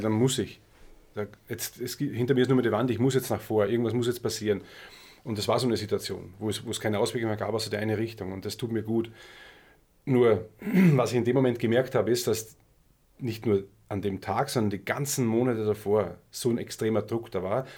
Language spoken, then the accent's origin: German; Austria; also born or lived in Germany